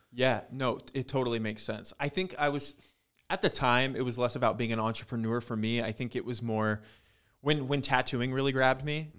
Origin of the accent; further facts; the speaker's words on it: Ellensburg, Washington, United States; growing up in Ellensburg, and it's a really tiny town